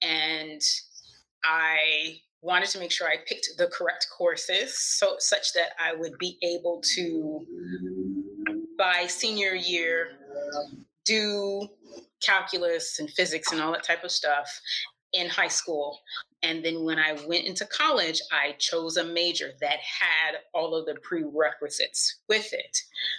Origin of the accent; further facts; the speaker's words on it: Texas, United States; born there; also born or lived in Maryland; So I grew up in lots of different places. I am actually a military brat.